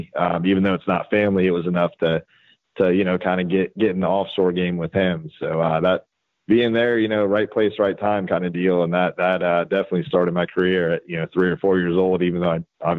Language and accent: English; Tierra Verde, Florida, United States; one of the very few people actually born and raised out there, born in 1981 out there.